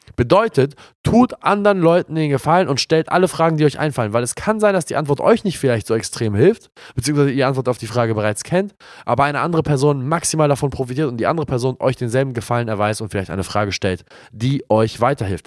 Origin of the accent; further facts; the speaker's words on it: Hamburg, Germany; in meiner Heimatstadt